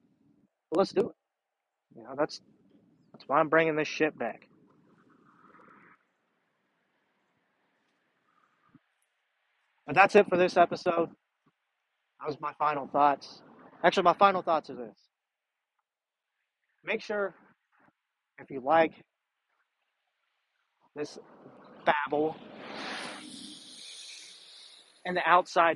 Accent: Aberdeen, Ohio, United States; I'm a nobody from Aberdeen, Ohio

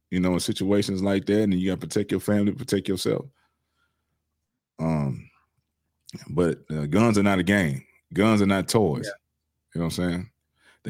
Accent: Houston, Texas, United States; When I was in high school, I grew up in Southeast Houston

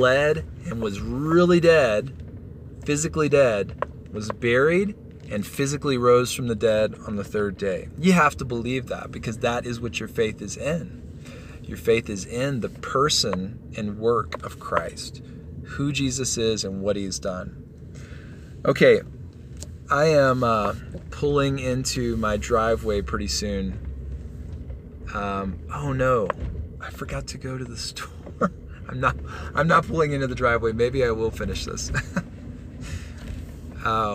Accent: Texas, United States; moved away as an adult; now in Colorado, United States; We're from Texas.

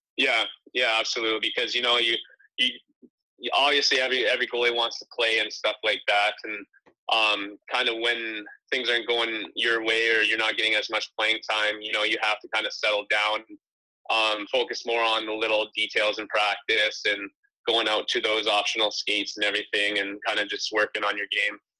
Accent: Penticton, British Columbia, Canada; Penticton, you know, that's where I um, I've moved and lived since I was 13, so I kind of call it my home base there

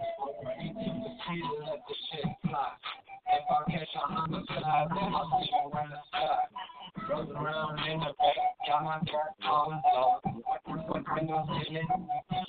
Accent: Middletown, Ohio, United States; I'm from Middletown, Ohio, so the Midwest

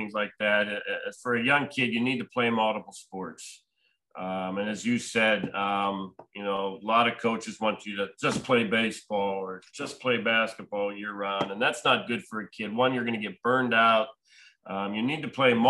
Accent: Pittsburgh, Pennsylvania, United States; I grew up in the Pittsburgh area, so obviously I grew up a Pirates fan growing up

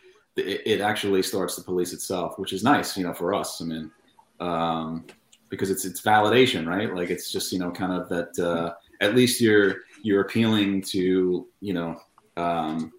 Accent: Long Island, New York, United States; I'm from Long Island, actually.

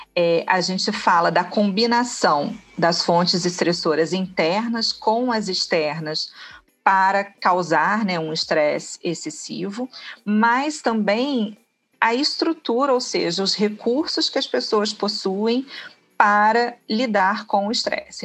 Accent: Rio de Janeiro, Brazil; now in Niterói, Brazil; Nasci no Rio, né? No Rio de Janeiro, na capital. Rodei um pouquinho, né? O estado e vim parar aqui em Niterói.

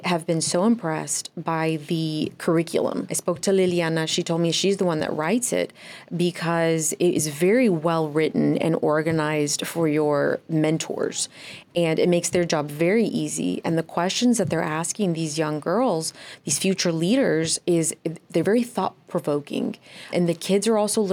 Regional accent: Dallas, Texas, United States; now in South Florida, United States; I'm originally from Dallas, Texas

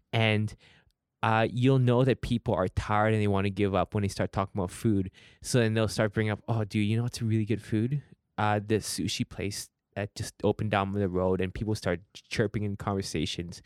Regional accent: Richmond, British Columbia, Canada; I grew up in Richmond

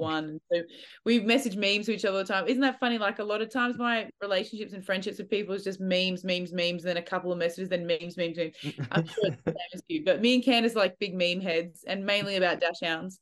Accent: Australia; I love being an Aussie, I missed Australia

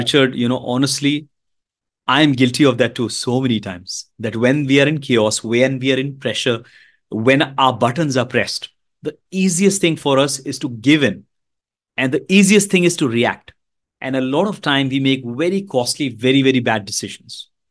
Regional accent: Mumbai, Maharashtra, India; I'm from India, the beautiful country of India

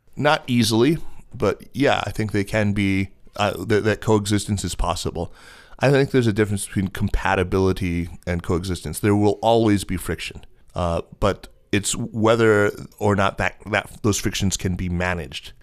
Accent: United States; my lived experience of being an American living here

